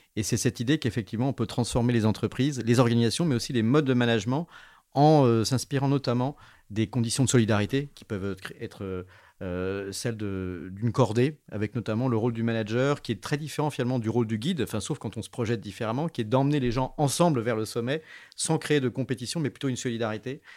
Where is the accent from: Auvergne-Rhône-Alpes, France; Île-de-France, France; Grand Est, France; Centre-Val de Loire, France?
Auvergne-Rhône-Alpes, France; Grenoble; en tant que grenoblois